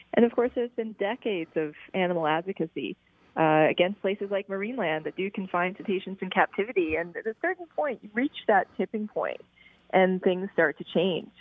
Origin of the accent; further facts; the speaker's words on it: Prince Edward Island, Canada; I grew up in Prince Edward Island